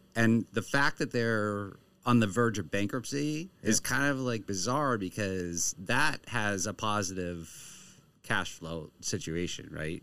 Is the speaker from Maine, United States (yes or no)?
yes; Maine, United States; I'm from Maine